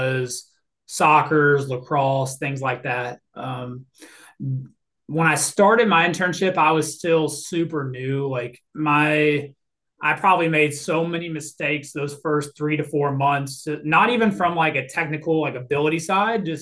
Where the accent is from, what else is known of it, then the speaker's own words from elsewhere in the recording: Louisville, Kentucky, United States; moved away as an adult; also born or lived in Florida / Memphis, Tennessee; now in Mississippi, United States; I was a born and raised in Louisville, Kentucky?